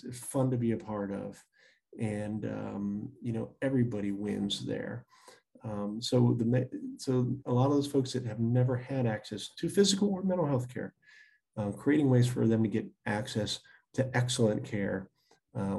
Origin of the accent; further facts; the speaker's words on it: Virginia, United States; even rural areas in Virginia, my home state